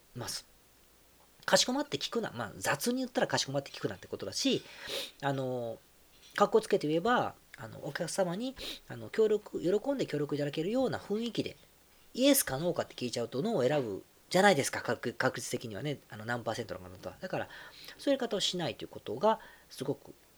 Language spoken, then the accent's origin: Japanese; Osaka, Japan; moved away; 自分の実家が大阪